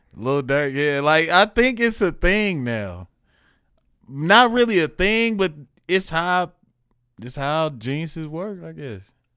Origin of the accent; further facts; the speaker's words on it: Kansas City, Missouri, United States; also born or lived in Chicago; All this came while I was in this city